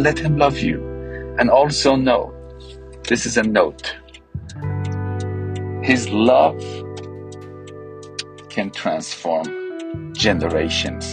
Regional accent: Iran; I'm from Iran, Iranian, Western culture, Eastern culture.

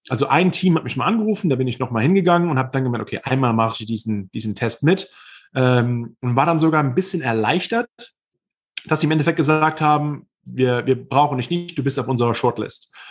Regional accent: New York, United States; ich komme aus New York, aus der Metropole und bin auf einmal hier in, im Nordosten mehr oder weniger auf dem Land.

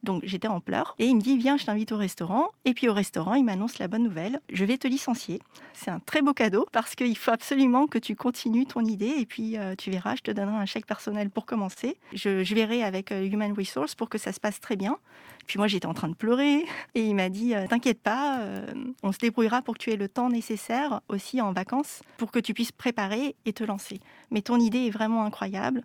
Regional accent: France; moved away as an adult; also born or lived in Vancouver; je suis née en France de parents en fait qui sont venus avec la guerre

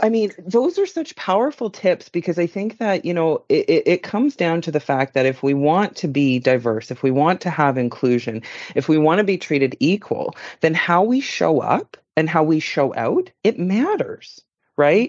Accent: Yukon, Canada; moved away; until I moved away from the Yukon and down south

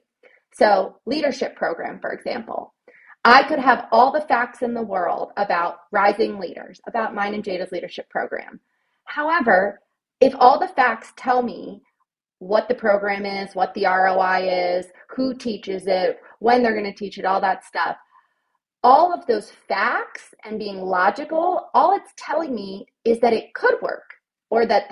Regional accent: Ohio, United States; moved away as an adult; also born or lived in Virginia; now in Nashville, United States; when I went to college, I'm from Ohio. Everybody goes to Ohio University

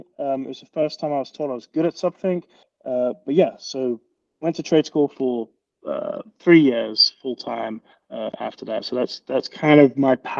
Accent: London, United Kingdom; I'm from England

